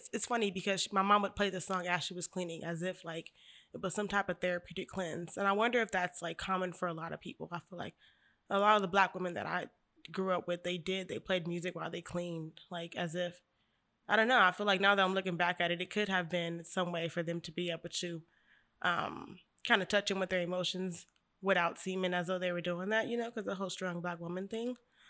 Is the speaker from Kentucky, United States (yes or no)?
no; Bakersfield, California, United States; also born or lived in Sacramento; I am 26 years old. I'm from Bakersfield, California, East Side.